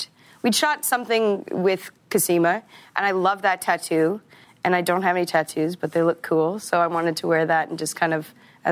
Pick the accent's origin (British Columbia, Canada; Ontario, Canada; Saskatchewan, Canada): Saskatchewan, Canada; Regina; Yeah. I'm from Regina.